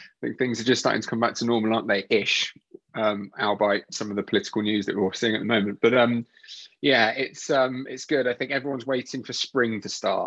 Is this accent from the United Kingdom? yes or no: yes; Dartmoor, Devon, South West England, United Kingdom; also born or lived in Tunbridge Wells; now in West Sussex, United Kingdom; born in Tunbridge Wells, Royal Tunbridge Wells, good old Tunbridge Wells. Haven't been back there since. And then moved like when I was basically a baby down to Devon, and then grew up like up on Dartmoor